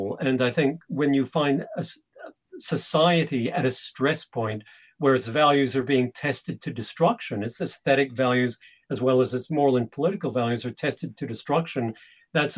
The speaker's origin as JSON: {"language": "English", "country": "Canada", "tie": "born or raised there", "moved": "yes", "lives_now": "England", "said": "I grew up in Canada"}